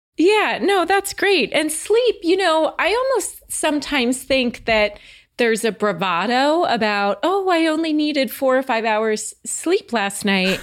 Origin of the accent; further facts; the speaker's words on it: New Jersey, United States; moved away; also born or lived in Houston; I'm from the Northeast, the New Jersey area